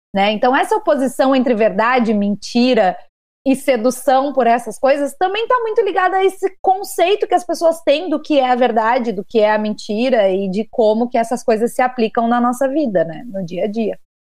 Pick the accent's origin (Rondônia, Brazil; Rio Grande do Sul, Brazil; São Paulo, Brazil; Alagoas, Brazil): Rio Grande do Sul, Brazil; no Rio Grande do Sul, de onde eu sou